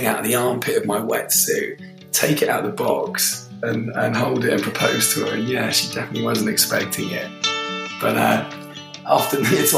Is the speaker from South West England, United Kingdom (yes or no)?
yes; Gloucester, South West England, United Kingdom; now in Cornwall, United Kingdom; I'm originally from Gloucester and my house is about 5 minutes away from the river.